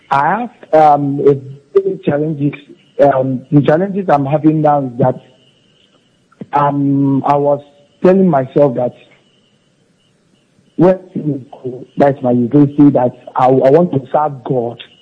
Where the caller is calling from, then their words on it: Abuja, Federal Capital Territory, Nigeria; I'm calling from Abuja.